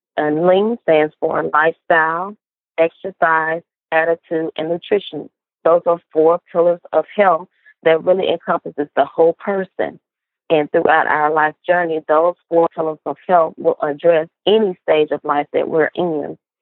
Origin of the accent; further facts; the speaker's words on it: Cleveland, Mississippi, United States; I am a Southern girl at heart, born and raised in Cleveland, Mississippi, which is a small Delta town